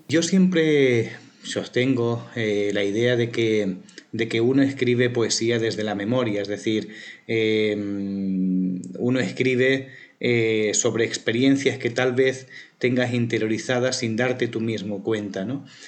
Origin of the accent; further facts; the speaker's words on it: Barcelona, Catalonia, Spain; also born or lived in Plasencia, Extremadura, Spain; Barcelona siempre había sido una ciudad muy importante para mí, pasé buena parte de mi infancia